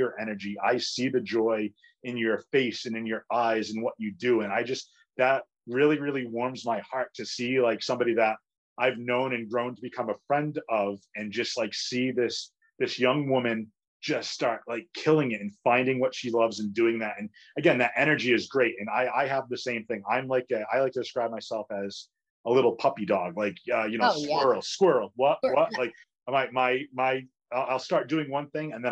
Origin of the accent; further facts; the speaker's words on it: Fall River, Massachusetts, United States; also born or lived in Somerset, Massachusetts; in our hometown or my hometown.